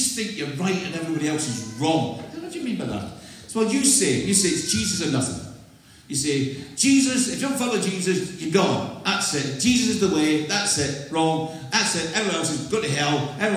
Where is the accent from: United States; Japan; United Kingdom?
United Kingdom; Scotland; also born or lived in Clydeside; I'm not English, I'm from Scotland. This is an accent.